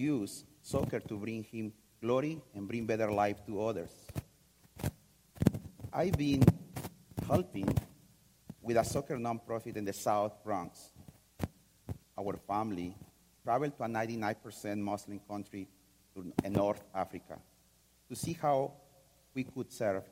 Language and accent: English; Mexico; I am from Mexico